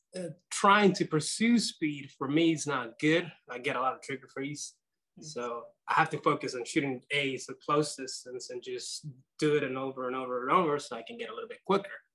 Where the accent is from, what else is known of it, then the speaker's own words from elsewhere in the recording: Nicaragua; now in United States; I was born in Nicaragua